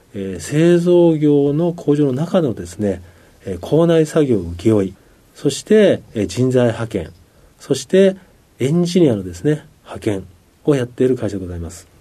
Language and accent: Japanese; Shimonoseki, Yamaguchi, Japan; moved away as an adult; 18までは山口県のですね下関におりました